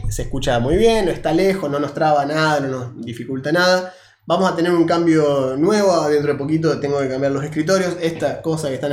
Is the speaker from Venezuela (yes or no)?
no; Argentina; somos argentinos